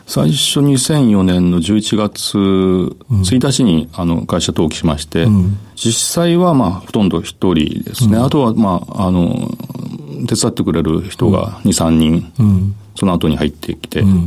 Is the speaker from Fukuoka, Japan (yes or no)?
yes; Kitakyushu, Fukuoka, Japan; 福岡県北九州市小倉南